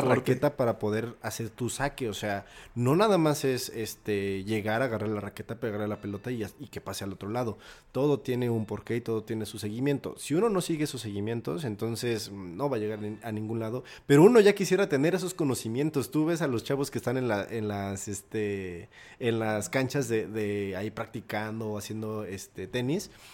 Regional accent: Pachuca, Hidalgo, Mexico; moved away as an adult; now in Mexico City, Mexico; estudié la prepa en Pachuca

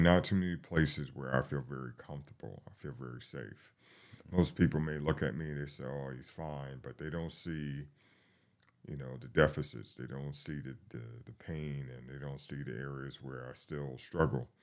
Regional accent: New York City, New York, United States; now in Atlanta, United States; I'm, I'm from the Bronx, New York

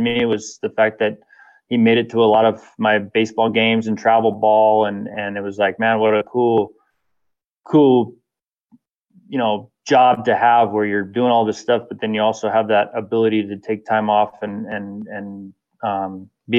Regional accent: Temecula, California, United States; also born or lived in Valencia, California; I grew up in a little town. Well, it was little, it's huge now, just like every city in California, but in Temecula, which is the southern wine country of California

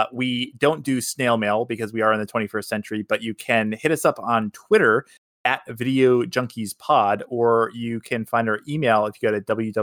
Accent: the South, United States; I was in a small southern town

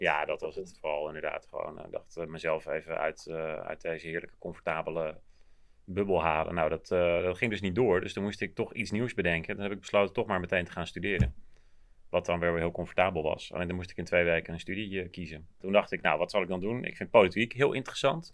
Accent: Maarssen, Utrecht, Netherlands; also born or lived in Groenekan; ik kwam uit Maarsje, maar vlak voordat ik naar de middelbare school ging zijn we verhuisd naar Groene Kant.

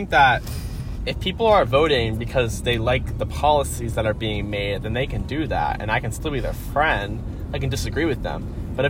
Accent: United States; as an American boy.

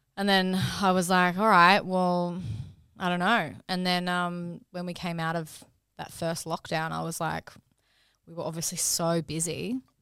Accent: Brisbane, Queensland, Australia; moved away as an adult; now in Sydney, Australia; I'm from Brisbane originally. Um, so I did uni up there. and then, um, came to Sydney.

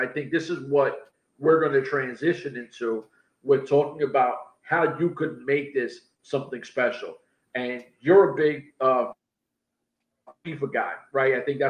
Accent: United States; We're from America

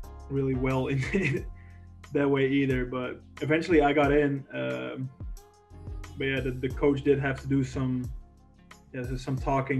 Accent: Netherlands; moved away as an adult; also born or lived in Canary Islands / Riverside, California; from the Netherlands

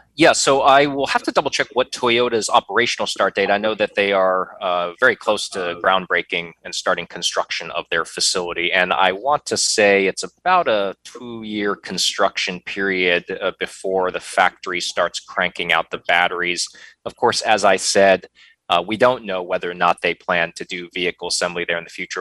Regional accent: Ohio, United States; moved away as an adult; now in North Carolina, United States; Midwestern winters like I knew growing up in Ohio

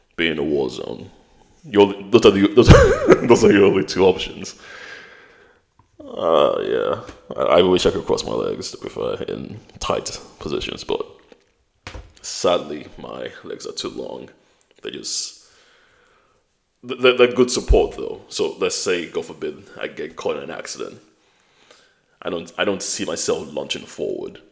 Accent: United Kingdom; also born or lived in Nigeria; I've got a British passport.

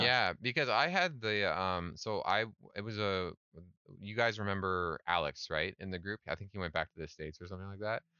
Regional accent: Canada; moved away as an adult; also born or lived in Scotland; now in South Korea; I love being Canadian

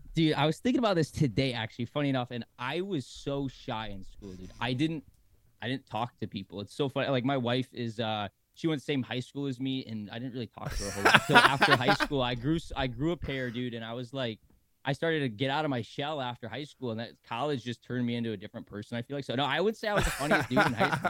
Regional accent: Michigan, United States; now in Sarasota, United States; I'm from Michigan originally

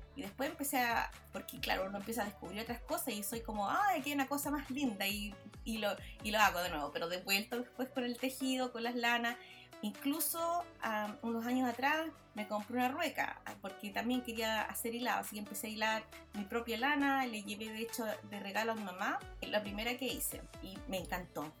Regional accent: Villa Alemana, Valparaíso, Chile; now in Australia; yo nací en Chile, pero florecí en Australia

